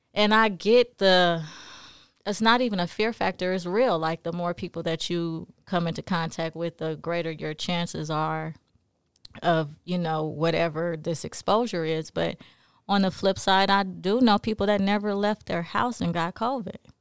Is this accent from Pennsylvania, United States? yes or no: no; Los Angeles, California, United States; moved away; also born or lived in New Orleans / Jackson; I grew up in South Central L A.